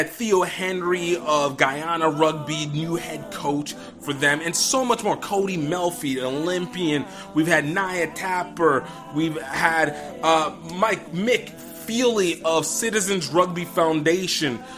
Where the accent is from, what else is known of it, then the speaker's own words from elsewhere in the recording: Nigeria; I'm Nigerian